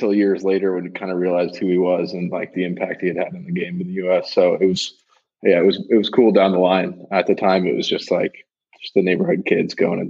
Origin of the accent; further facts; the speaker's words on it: Bay Area, California, United States; also born or lived in Sacramento; I grew up in the Bay Area.